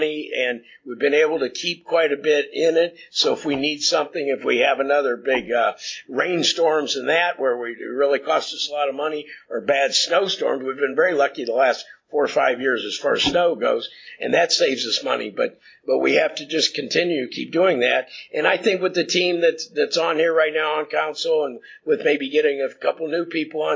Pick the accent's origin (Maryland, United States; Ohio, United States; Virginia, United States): Ohio, United States; Cuyahoga Falls; I grew up in Lynn Acres, and that was back in the mid-50s